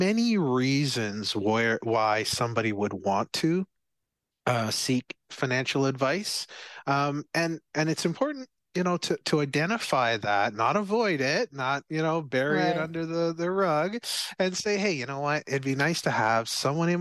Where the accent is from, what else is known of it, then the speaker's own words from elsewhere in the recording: Barbados; So I'm from Barbados